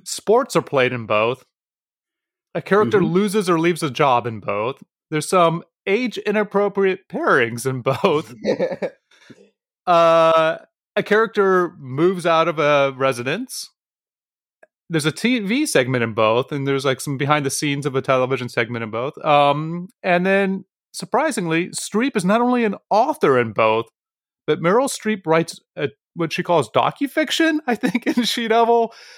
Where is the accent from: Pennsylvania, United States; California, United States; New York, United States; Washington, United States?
Pennsylvania, United States; Philadelphia; I'm from Philadelphia